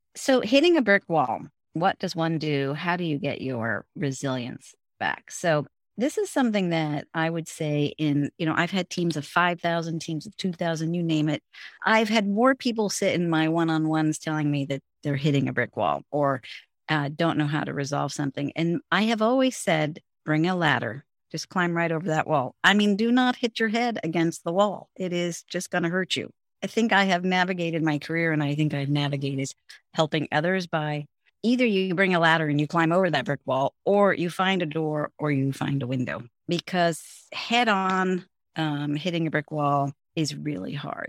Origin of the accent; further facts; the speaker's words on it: San Francisco, California, United States; first language English; also born or lived in Finland / Hong Kong / England; I grew up in San Francisco. I'm fourth generation San Franciscan, so this is home